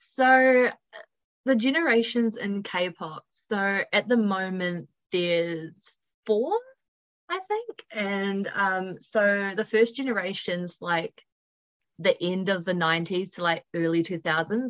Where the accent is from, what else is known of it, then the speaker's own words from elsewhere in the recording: Upper Hutt, Wellington, New Zealand; I'm originally from Upper Hutt, but most of the time I spend my life in Wellington. So, but I've been here all my life pretty much